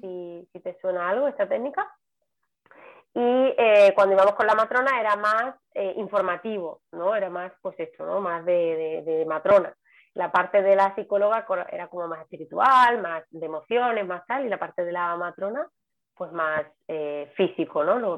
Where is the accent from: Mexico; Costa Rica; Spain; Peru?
Spain; Seville, Andalusia; moved away as an adult; now in Palma de Mallorca, Spain; soy sevillana y vivo en Palma de Mallorca desde hace también pues 13 años